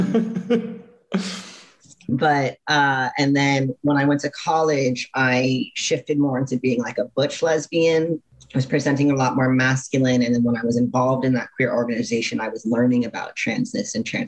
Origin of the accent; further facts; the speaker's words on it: San Antonio, Texas, United States; moved away as an adult; now in Tampa, United States; I grew up in San Antonio, Texas, in a Catholic religious household